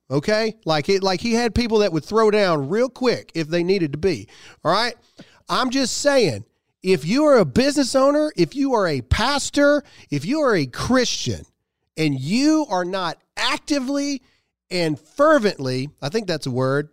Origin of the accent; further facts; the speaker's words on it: United States; we as Americans